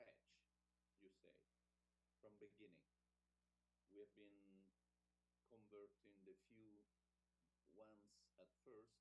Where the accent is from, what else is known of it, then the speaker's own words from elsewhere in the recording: Rome, Lazio, Italy; English is a second language; also born or lived in Florida; I was born in Rome. In 1953, this year, I turned 70.